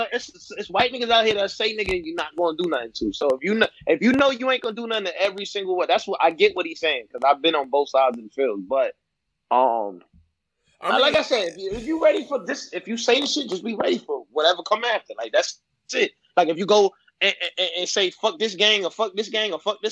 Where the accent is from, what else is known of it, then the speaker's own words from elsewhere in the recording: New York City, New York, United States; also born or lived in Panama; I grew up in Bed-Stuy before the shit was like coffee shops